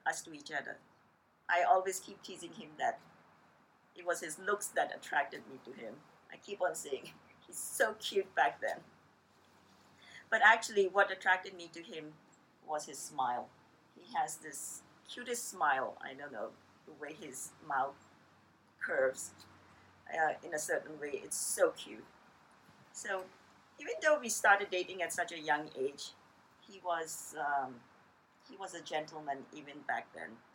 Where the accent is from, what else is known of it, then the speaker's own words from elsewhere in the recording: Karachi, Sindh, Pakistan; also born or lived in Montreal, Canada; now in Vancouver, Canada; growing up in uh, Pakistan, there were about maybe 50 or so Chinese families uh, in Karachi, the city that I was born